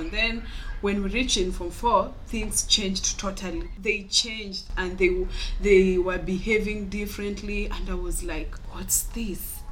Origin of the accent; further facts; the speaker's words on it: Homa Bay County, Kenya; I'm 21 years old and I'm from Homa Bay County.